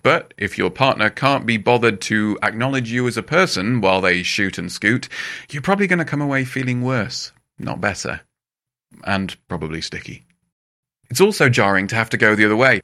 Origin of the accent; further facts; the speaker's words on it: England, United Kingdom; as an English person